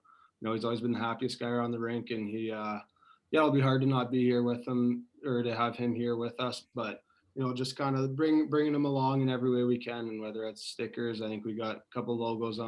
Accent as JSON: {"language": "English", "town": "Lloydminster", "region": "Saskatchewan", "country": "Canada", "tie": "born or raised there", "said": "there's an AJHL team in Lloydminster, so that's my hometown."}